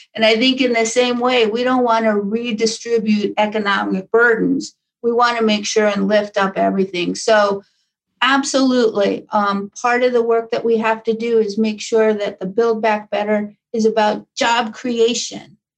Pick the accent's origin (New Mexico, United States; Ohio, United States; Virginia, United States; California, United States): New Mexico, United States; Taos; moved away; born and raised in Taos, New Mexico.